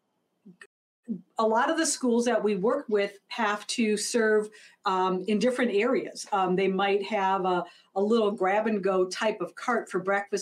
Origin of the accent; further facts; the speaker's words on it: Minnesota, United States; I'm from Minnesota, I live in Minneapolis